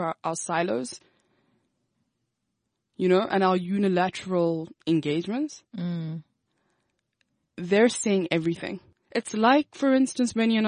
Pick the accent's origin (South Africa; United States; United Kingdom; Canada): South Africa; I am a South African.